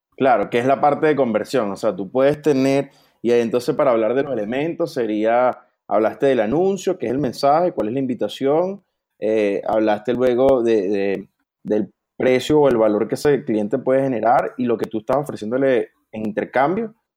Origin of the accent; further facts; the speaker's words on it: Venezuela; somos los dos de Venezuela